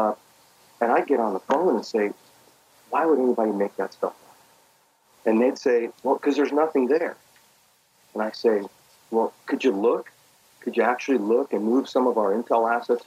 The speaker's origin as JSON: {"language": "English", "town": "Los Angeles", "region": "California", "country": "United States", "tie": "born or raised there", "also_born_or_lived": "Belgrade, Serbia"}